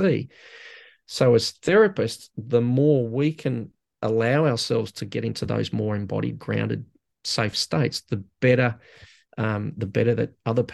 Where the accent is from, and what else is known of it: Australia